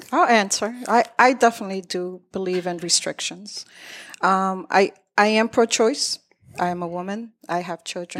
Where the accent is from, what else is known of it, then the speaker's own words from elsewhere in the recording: Lawrence, Massachusetts, United States; also born or lived in Methuen; I was born in Methuen, raised in Lawrence